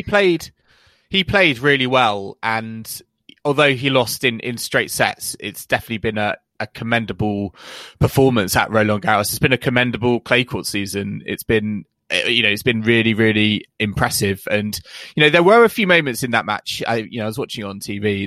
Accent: United Kingdom; a British fan

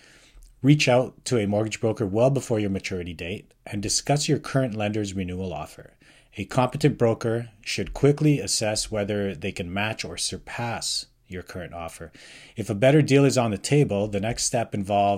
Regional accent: Calgary, Alberta, Canada; now in North Vancouver, Canada; Born and raised in Calgary, currently living in North Vancouver.

